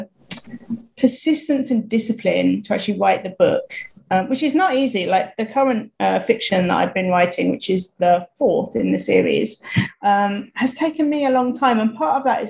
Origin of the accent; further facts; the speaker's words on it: United Kingdom; moved away; also born or lived in Thailand; I'm British